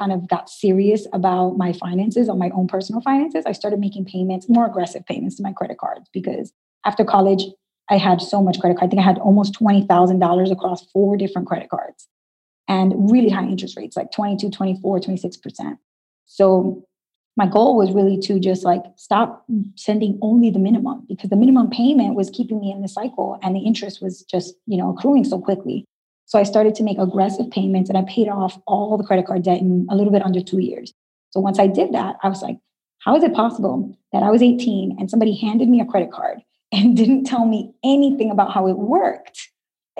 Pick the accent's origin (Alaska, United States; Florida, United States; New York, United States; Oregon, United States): New York, United States; New York City; I was born and raised in Brooklyn, New York, and my parents are from Dominican Republic